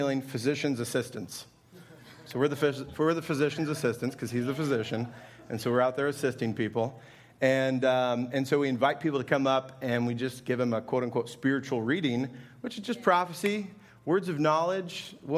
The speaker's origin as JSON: {"language": "English", "town": "Indianapolis", "region": "Indiana", "country": "United States", "moved": "yes", "lives_now": "Altamonte Springs, United States", "said": "I'm from Indianapolis"}